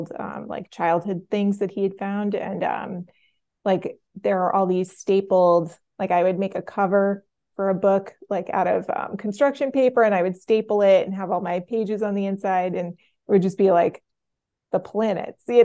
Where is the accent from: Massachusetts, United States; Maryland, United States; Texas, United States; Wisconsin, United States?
Massachusetts, United States; suburbs of Boston; also born or lived in New York; now in Providence, United States; I grew up a little bit in New York and mostly in the suburbs of Boston